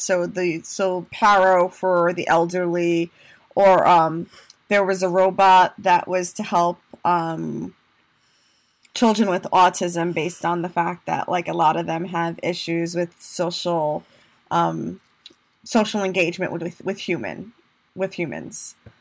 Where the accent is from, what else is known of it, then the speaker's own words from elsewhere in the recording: Puerto Rico; moved away; also born or lived in New York, United States; I'm Hispanic, I'm a Latina, I'm from Puerto Rico, I'm a New Yorker